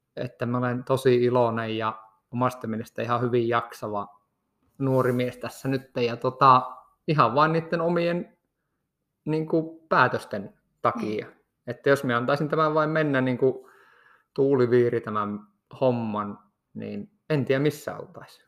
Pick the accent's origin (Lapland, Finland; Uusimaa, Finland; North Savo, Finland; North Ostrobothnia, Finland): Lapland, Finland; Kittilä; also born or lived in Rovaniemi; mehän olen lähtöisin ihan tästä Kittilän kylältä, että nyt nauhoitellaan tätä jaksoa tästä ihan minun kotitalon vierestä